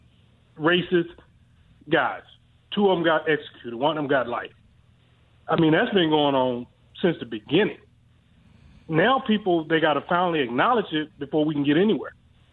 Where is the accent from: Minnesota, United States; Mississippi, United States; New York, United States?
Mississippi, United States; moved away; I'm originally from Mississippi.